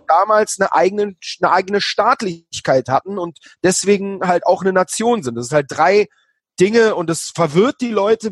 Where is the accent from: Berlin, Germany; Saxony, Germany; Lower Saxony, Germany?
Berlin, Germany; also born or lived in Israel; bei mir in der Gegend, wo ich aufgewachsen bin. In Berlin-Schöneberg